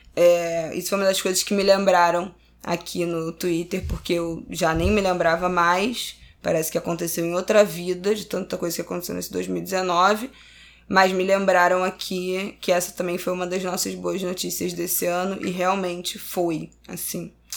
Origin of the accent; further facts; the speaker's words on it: Brazil; eu sou brasileira